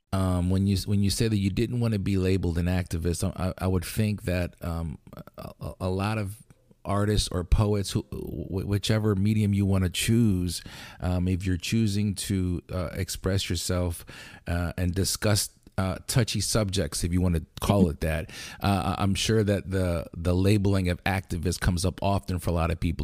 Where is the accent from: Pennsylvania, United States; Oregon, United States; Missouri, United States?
Pennsylvania, United States; Lancaster; we're from Lancaster.